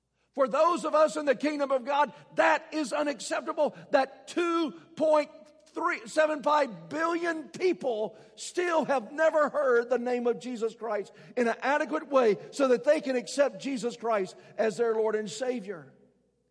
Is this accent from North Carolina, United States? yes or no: no; Alabama, United States; I was raised in Alabama